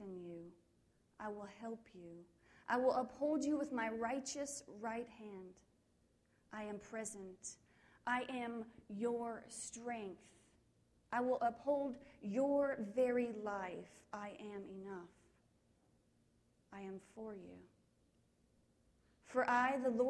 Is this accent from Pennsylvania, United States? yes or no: no; Kansas, United States; I grew up in Kansas